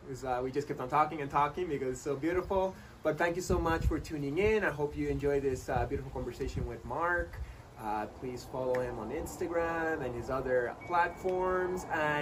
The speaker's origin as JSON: {"language": "English", "town": "Montreal", "region": "Quebec", "country": "Canada", "tie": "born or raised there", "said": "So these days, I am back in my hometown, beautiful Montreal, Quebec, Canada."}